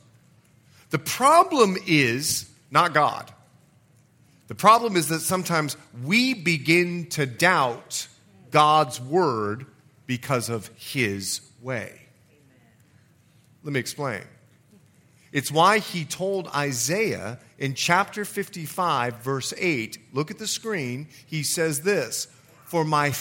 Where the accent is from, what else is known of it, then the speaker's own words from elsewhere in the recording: Bahamas; moved away; also born or lived in Florida / Montana; I'm from the Bahamas